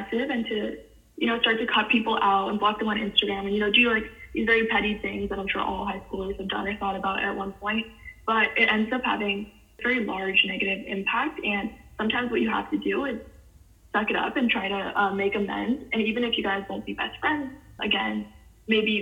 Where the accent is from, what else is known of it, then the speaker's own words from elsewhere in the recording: Cupertino, California, United States; I grew up in Cupertino, California, and graduated from Juana Vista High School in 2018